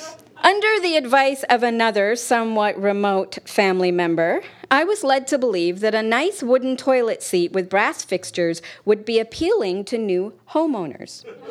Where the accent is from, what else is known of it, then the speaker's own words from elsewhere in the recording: United Kingdom; I did ask about it once, which was a mistake because we're British.